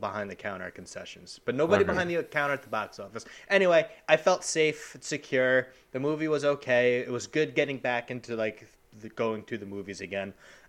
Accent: Long Island, New York, United States; People can know we're from Long Island

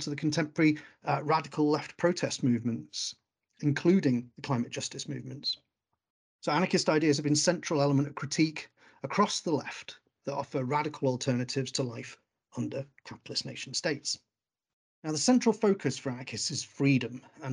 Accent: Wales, United Kingdom; moved away; when I came from Wales

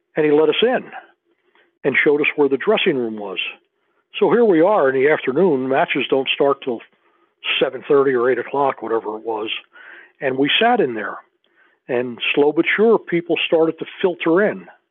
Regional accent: New Jersey, United States; moved away as an adult; also born or lived in Missouri; I'm I'm from New Jersey.

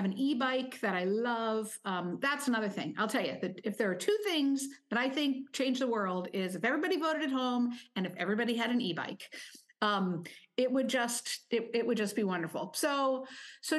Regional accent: Oregon, United States; I'm from Oregon, where we have been voting at home for over 20 years

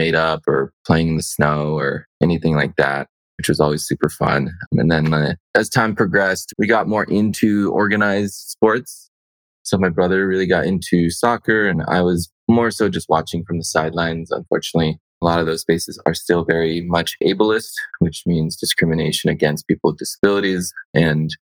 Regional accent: United States; born or raised there; also born or lived in India

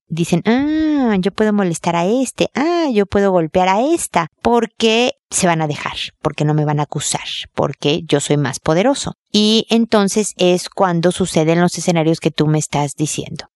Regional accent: Mexico; now in Chile; acá en Chile, donde yo estoy viviendo, soy mexicana, pero vivo en Chile

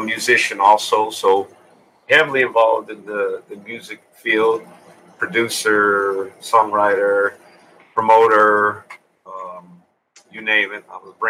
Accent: Columbus, Ohio, United States; Well, I'm a Midwesterner, originated in Columbus, Ohio.

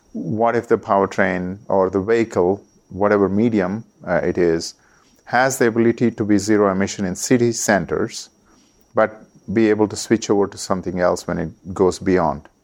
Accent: India; moved away as an adult; also born or lived in Oklahoma, United States; I was coming from India

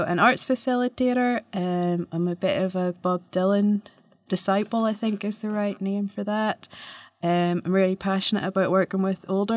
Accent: Ballymena, Northern Ireland, United Kingdom; I am a girl from Ballymena originally

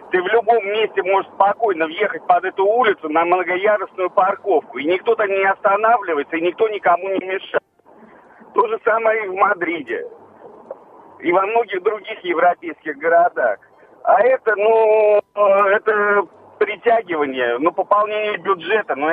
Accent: Moscow, Russia; я хочу сказать, что я москвич и помню прекрасно, как э, было раньше ездить по Москве.

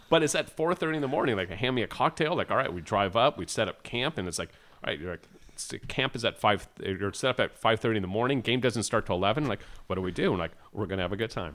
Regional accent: California, United States; for a Cali boy

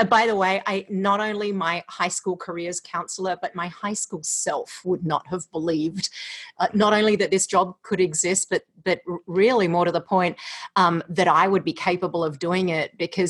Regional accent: Australia; also born or lived in California; now in Iowa, United States; I am an Australian living in Iowa via California. So if you're wondering about the accent, it's Australifony Iowan.

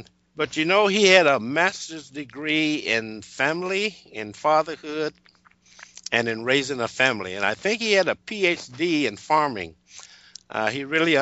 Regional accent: Texas, United States; moved away as an adult; also born or lived in Alaska; now in Auburn, Washington, United States; I was born and raised in Texas and spent most of my working life in Alaska

